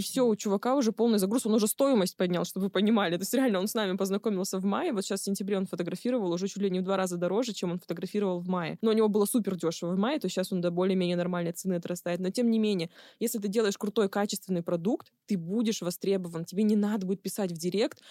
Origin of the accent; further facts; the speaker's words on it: Barnaul, Altai Krai, Russia; Я из Барнаула